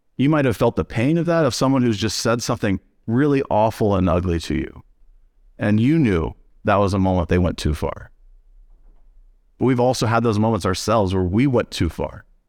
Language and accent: English; Missouri, United States; now in Jackson, Michigan, United States; I'm from Missouri, so I'm from the show me state